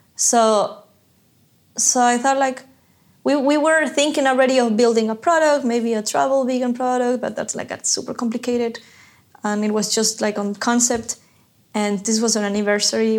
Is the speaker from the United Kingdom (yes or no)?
no; Ecuador; I'm from Ecuador